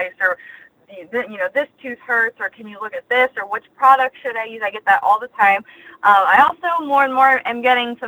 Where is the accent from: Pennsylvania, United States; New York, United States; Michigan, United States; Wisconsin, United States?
Pennsylvania, United States; Punxsutawney; moved away as an adult; now in Orlando, United States; I was born and raised in Punxsutawney, Pennsylvania